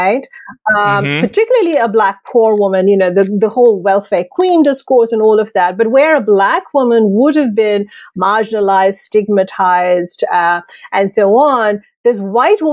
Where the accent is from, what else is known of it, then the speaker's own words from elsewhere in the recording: India; moved away; I'm originally from India.